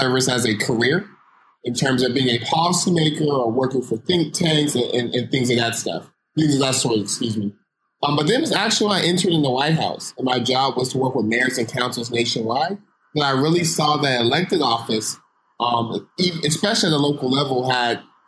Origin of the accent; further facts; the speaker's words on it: Stockton, California, United States; growing up in Stockton, how that informs my worldview